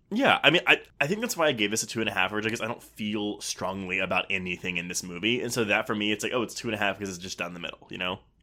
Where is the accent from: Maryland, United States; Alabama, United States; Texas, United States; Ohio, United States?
Texas, United States; it was filmed in my hometown